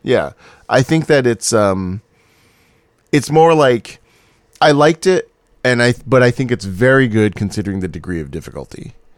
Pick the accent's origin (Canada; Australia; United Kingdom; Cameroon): United Kingdom; Scotland; accent: Scottish; now in Los Angeles, United States; my Scottish accent